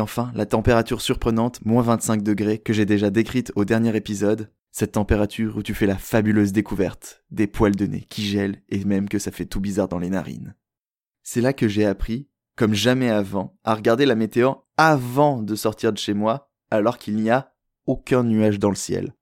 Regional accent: France; moved away as an adult; now in Montreal, Canada; en tant que bon français qui a déjà vécu à la montagne

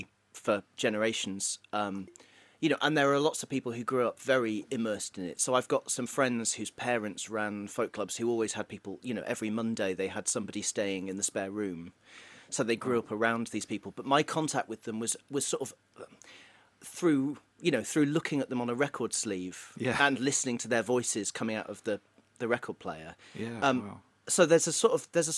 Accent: Stafford, West Midlands, United Kingdom; moved away as an adult; also born or lived in Bristol; now in Liverpool, United Kingdom; I'm from Stafford, and nothing really happens in Stafford.

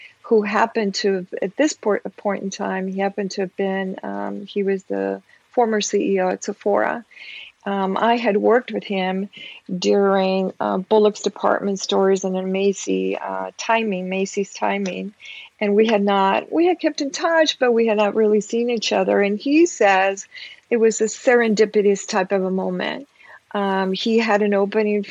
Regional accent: Peru; moved away; I'm a woman of color. I'm originally from Peru

